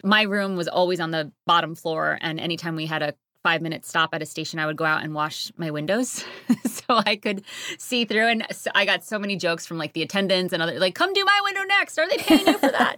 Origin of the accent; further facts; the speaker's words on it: Connecticut, United States; also born or lived in Harlem, New York City; now in Hudson Valley, United States; I grew up in Connecticut, very clo-, like, two minutes from the New York border